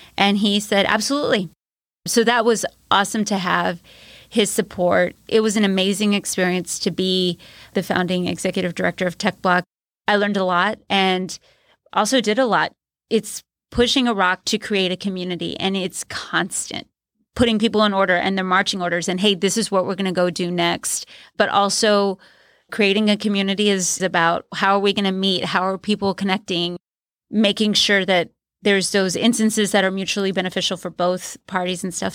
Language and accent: English; San Antonio, Texas, United States; Growing up in San Antonio